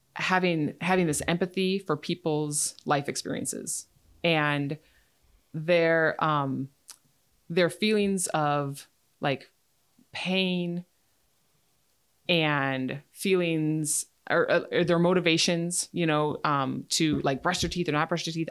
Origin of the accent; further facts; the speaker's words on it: Menomonie, Wisconsin, United States; moved away as an adult; also born or lived in Boston, Massachusetts / Alaska; I'm from Menominee, down by Eau Claire. Um, and that's where I went to college at U W Eau Claire